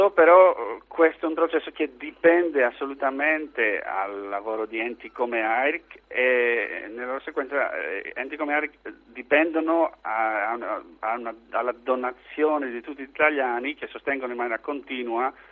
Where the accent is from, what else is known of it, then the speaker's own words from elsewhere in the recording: Greece; Italian is a second language; moved away as an adult; also born or lived in United Kingdom; now in Italy; non sono neanche italiano, sono greco-inglese, sono arrivato in Italia per motivi scientifici e alla fine sono rimasto